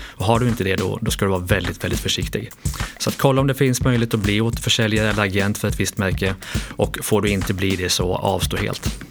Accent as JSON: {"language": "Swedish", "town": "Lidköping", "region": "Västra Götaland", "country": "Sweden", "said": "Lidköping i Västergötland"}